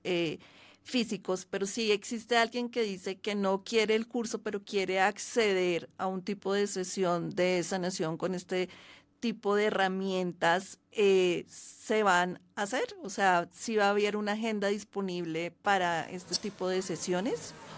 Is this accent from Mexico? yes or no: no; Colombia; also born or lived in Bogotá; yo vivo en Bogotá, soy colombiana